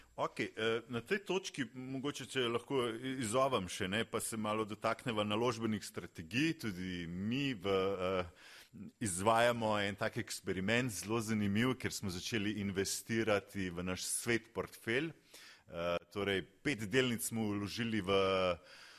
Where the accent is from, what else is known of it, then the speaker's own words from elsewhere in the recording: Slovenia; Slovenci smo